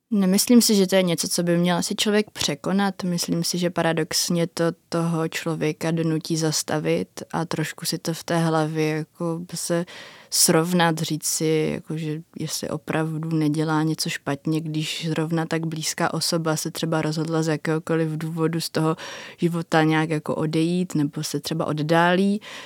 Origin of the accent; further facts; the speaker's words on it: Nový Jičín, Moravian-Silesian Region, Czechia; Já jsem z Nového Jičína.